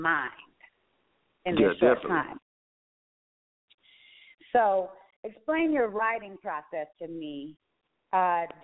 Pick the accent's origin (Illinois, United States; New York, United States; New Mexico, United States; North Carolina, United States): New Mexico, United States; Roswell; Where I grew up, it's a gang-infested place, too. I'm from Roswell, New Mexico.